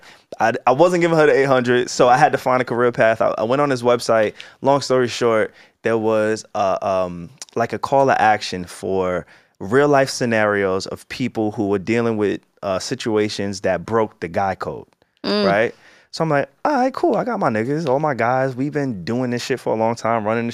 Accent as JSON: {"language": "English", "area": "Long Island", "region": "New York", "country": "United States", "said": "Alex and I, we're from Long Island"}